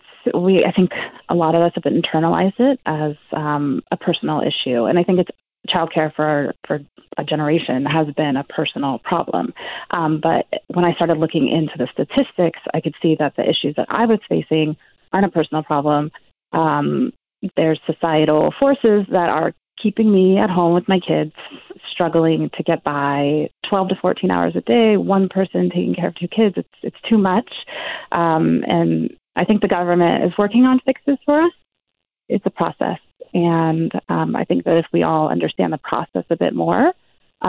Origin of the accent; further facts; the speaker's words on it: California, United States; moved away as an adult; also born or lived in Argentina; now in Vancouver, Canada; I'm from California, but I had two kids just a couple of years ago in Argentina, where we were living.